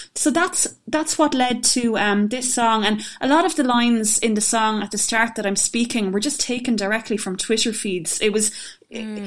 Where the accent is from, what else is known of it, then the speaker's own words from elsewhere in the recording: County Tipperary, Munster, Ireland; where I grew up in County Tipperary